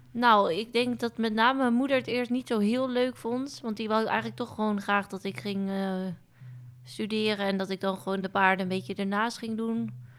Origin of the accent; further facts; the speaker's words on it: Onnen, Groningen, Netherlands; ik ben opgegroeid in Groningen, in Onne om precies te zijn, een heel klein dorpje